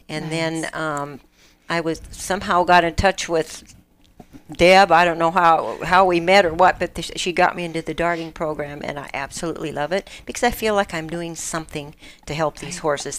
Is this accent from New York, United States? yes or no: no; Sparks, Nevada, United States; I was born in Sparks, and this is my state